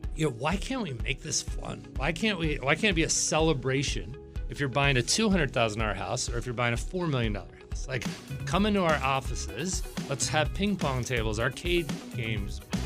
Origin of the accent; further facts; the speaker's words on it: Virginia Beach, Virginia, United States; now in Northern Virginia, United States; I'm from Virginia Beach, Virginia.